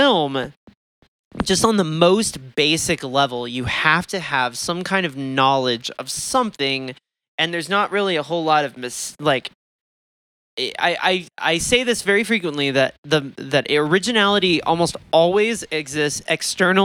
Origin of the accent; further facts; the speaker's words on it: Texas, United States; I grew up around fracking in Texas